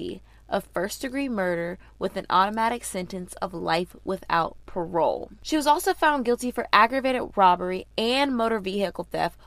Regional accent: Georgia, United States; we're from Georgia

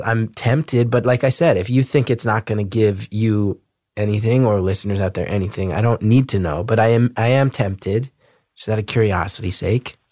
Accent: New Jersey, United States; growing up in Jersey

